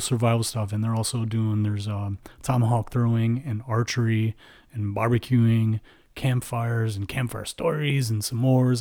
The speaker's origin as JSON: {"language": "English", "region": "Midwest", "country": "United States", "said": "we're from the Midwest"}